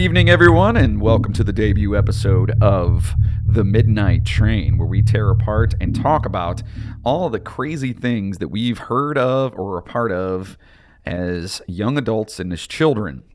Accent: Lorain County, Ohio, United States; from our area, where we are from, uh, which is Lorain County

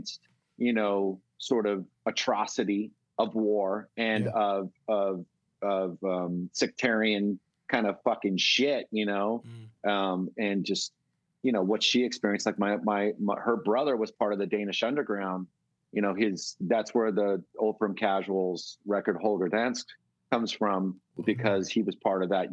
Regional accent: Bay Area, California, United States; growing up in the Bay Area

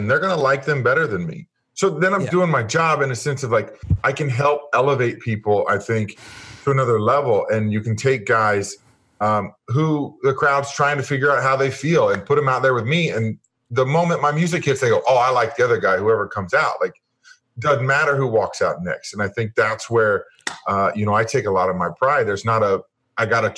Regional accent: Kansas City, United States; I grew up in Kansas City, and my dad was a huge fan.

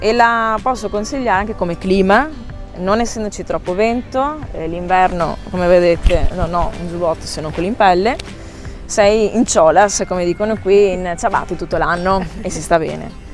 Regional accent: Italy; moved away as an adult; now in Lanzarote, Spain; la mia terra la amo, lo ripeterò sempre, io l'Italia la amo

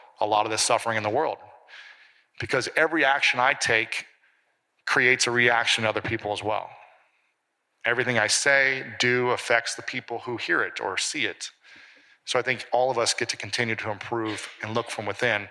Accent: Midwest, United States; the way I grew up in the Midwest

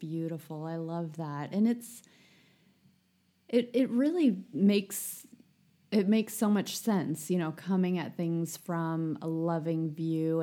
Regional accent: United States; as an American

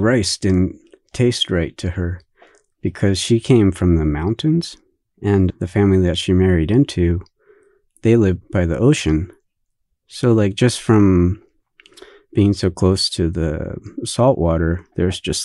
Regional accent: United States; also born or lived in Japan; So I'm Japanese, but I grew up here most of my life. So I'm what they call a 1.5 generation immigrant.

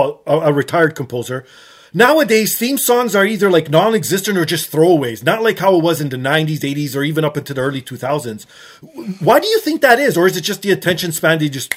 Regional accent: Canada; Maybe because I'm Canadian, I hate anything with a banjo in it.

